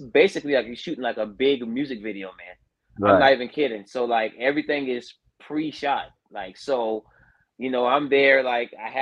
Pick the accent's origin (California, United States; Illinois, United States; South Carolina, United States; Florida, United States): South Carolina, United States; Andrews; I represented my hometown of Andrew, South Carolina